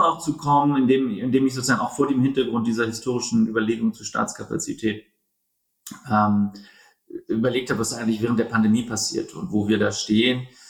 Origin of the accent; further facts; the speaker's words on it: Berlin, Germany; also born or lived in United States; geboren in Berlin, ein Berliner